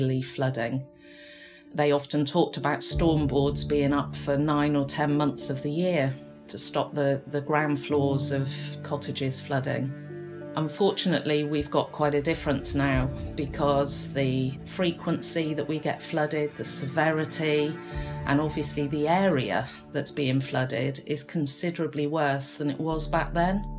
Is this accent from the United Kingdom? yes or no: yes; Polperro, South West England, United Kingdom; moved away as an adult; now in Looe, United Kingdom; I grew up in Polperro